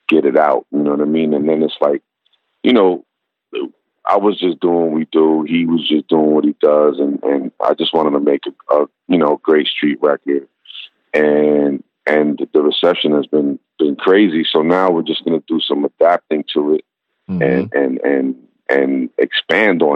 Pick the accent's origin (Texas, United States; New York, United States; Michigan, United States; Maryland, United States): New York, United States; New York City; Growing up in Brooklyn, it's just like everything was crew based